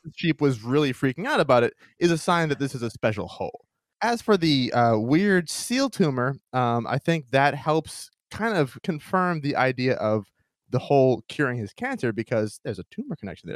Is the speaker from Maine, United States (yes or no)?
yes; Maine, United States; my home state of Maine